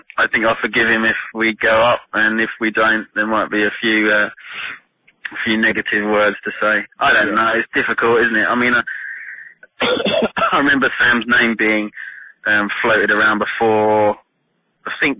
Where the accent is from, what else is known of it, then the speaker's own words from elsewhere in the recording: Rayleigh, East of England, United Kingdom; I was born and bred in Rayleigh, fairly in Essex.